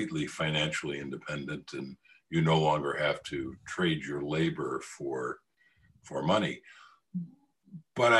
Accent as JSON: {"language": "English", "country": "United States", "said": "I'm an American."}